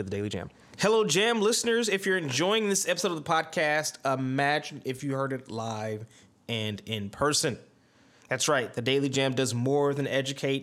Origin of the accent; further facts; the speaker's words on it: Ohio, United States; my home state of Ohio